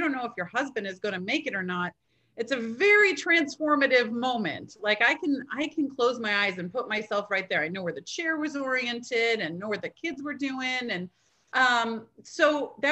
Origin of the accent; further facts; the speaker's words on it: Michigan, United States; now in North Carolina, United States; I'm from Michigan, like right there. And so, but I grew up as a Midwest girl